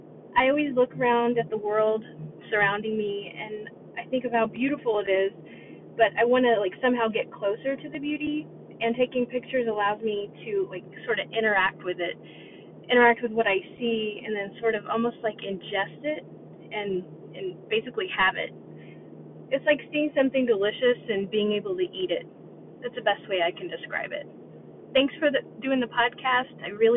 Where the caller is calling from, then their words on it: San Antonio, Texas, United States; I'm calling from San Antonio, Texas.